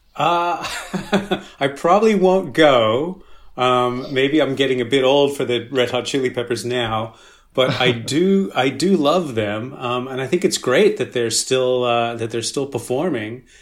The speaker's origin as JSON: {"language": "English", "town": "Sydney", "region": "New South Wales", "country": "Australia", "tie": "born or raised there", "also_born_or_lived": "Los Angeles", "moved": "yes", "said": "I actually grew up in Sydney, Australia. Um, mm. I was born in Los Angeles, but I moved there when I was five, and I uh, lived there with my family for about 13 years"}